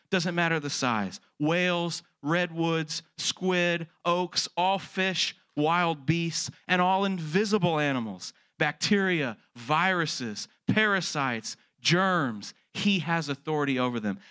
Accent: Texas, United States; born and raised in Texas, like I was

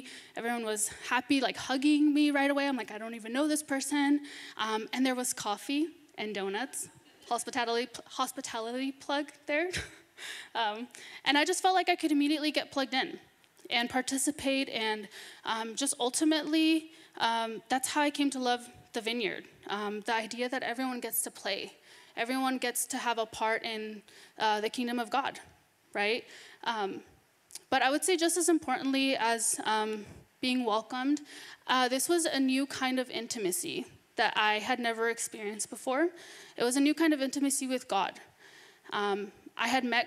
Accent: Northern California, United States; I was born and raised in Northern California

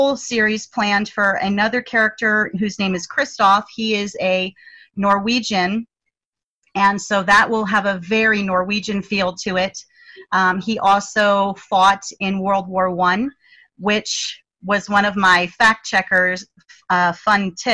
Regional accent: United States; as an American

